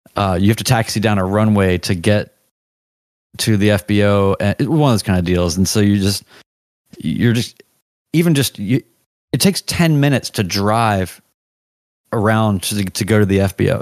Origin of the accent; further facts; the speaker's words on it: the South, United States; As much as I'm Southern and of the South